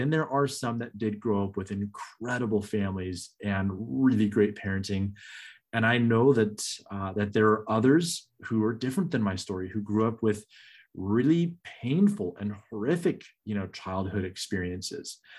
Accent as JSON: {"language": "English", "region": "Northern California", "country": "United States", "tie": "born or raised there", "moved": "as an adult", "lives_now": "Michigan, United States", "said": "I grew up in Northern California and I love Northern California"}